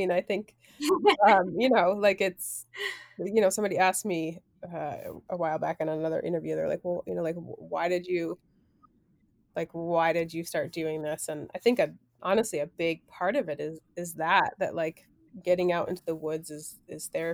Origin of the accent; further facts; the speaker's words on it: Provincetown, Massachusetts, United States; I grew up in Provincetown in Cape Cod